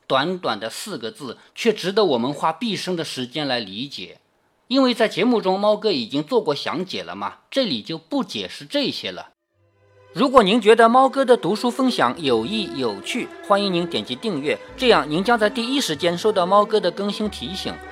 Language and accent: Chinese; China; 我们中国人